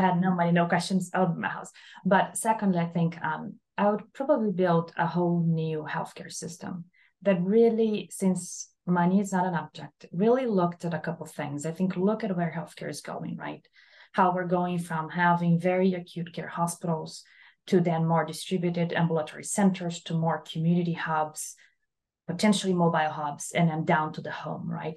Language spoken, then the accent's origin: English; Brazil; moved away as an adult; also born or lived in Columbus, Ohio; now in Miami, United States; I'm from Brazil originally, by the way. I did my undergrad in Brazil.